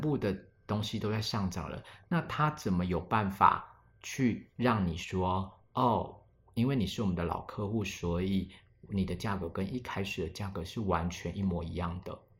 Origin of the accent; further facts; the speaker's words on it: Alishan, Chiayi County, Taiwan; 阿里山我们这边的一个，比如说原住民的民族是周族